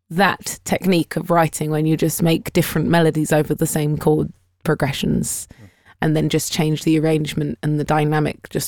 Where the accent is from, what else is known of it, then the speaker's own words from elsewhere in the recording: United Kingdom; we are British